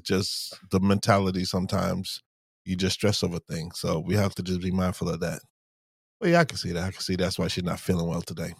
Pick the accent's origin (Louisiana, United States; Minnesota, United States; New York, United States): New York, United States; when I was growing up in New York